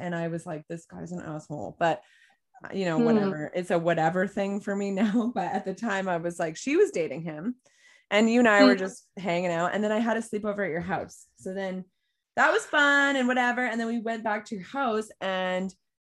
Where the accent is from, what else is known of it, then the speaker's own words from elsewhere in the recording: California, United States; I'm from California.